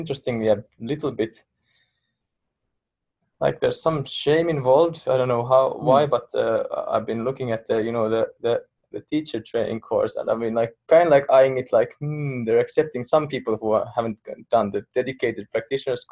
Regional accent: Finland; first language Finnish; English is a second language; I could teach in Finnish very easily, it's my native language.

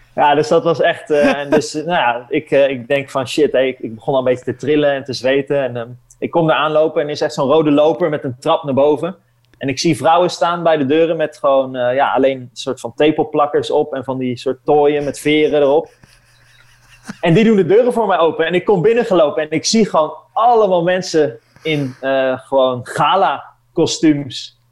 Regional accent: Netherlands; ik ben natuurlijk ben gewoon een Nederlander

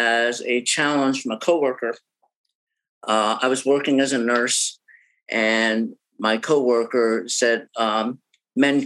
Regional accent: New Jersey, United States; now in Boston, United States; I'm originally from New Jersey

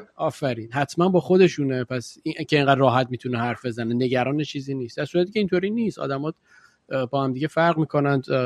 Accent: Iran; moved away; قبلا که تو ایران بودیم خیلی هم دور نیست همین مثلا ده 15 سال پیش

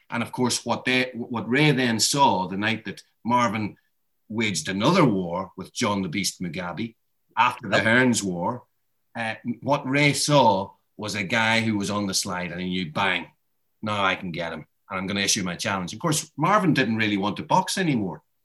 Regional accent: Ireland; I'm Irish.

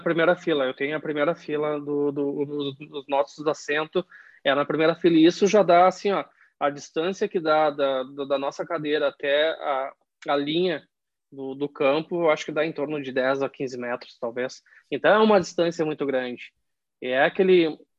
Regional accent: Caxias do Sul, Rio Grande do Sul, Brazil; moved away as an adult; now in London, United Kingdom; Eu cresci, eu cresci, eu sou de Caxias do Sul

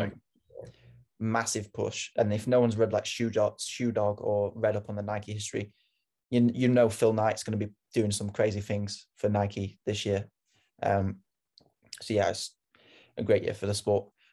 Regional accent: United Kingdom; moved away; I'm British

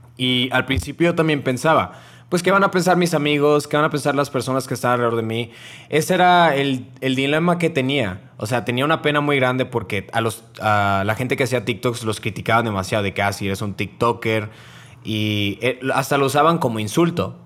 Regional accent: Monterrey, Nuevo León, Mexico; yo soy de Monterrey

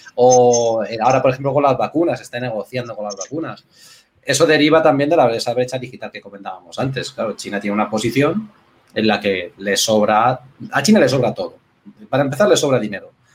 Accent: Villarrobledo, Castilla-La Mancha, Spain; now in Alicante, Spain; yo soy de un pueblo, de Villarrobledo

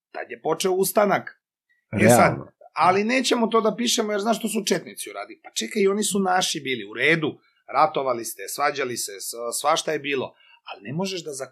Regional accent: Loznica, Serbia; moved away as an adult; now in Belgrade, Serbia; moj rodni grad uh, Loznicu

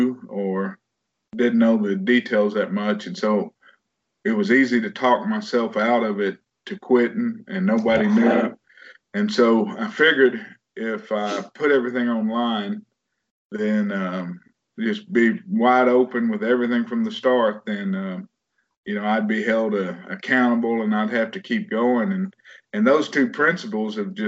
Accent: Waxahachie, Texas, United States; born and raised in Texas. Almost born and raised in Waxahachie, Texas

